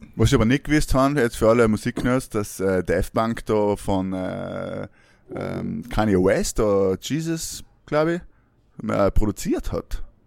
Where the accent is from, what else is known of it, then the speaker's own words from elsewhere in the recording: South Tyrol, Trentino-Alto Adige, Italy; now in Vienna, Austria; in Südtirol ist, meine, alles zu, oder zumindest unsere, ähm, wie wir da hucken, unsere Heimatgemeinden sind alle zugesperrt